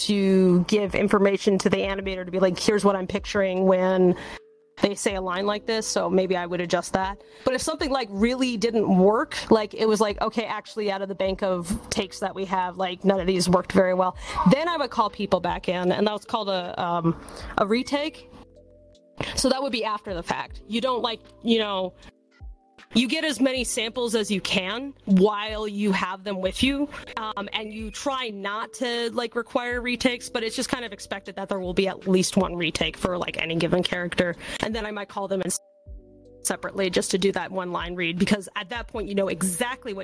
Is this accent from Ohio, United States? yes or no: no; New Hampshire, United States; now in Los Angeles, United States; my home state of New Hampshire